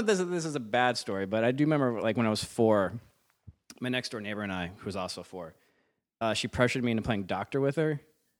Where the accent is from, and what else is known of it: Virginia, United States; born or raised there; moved away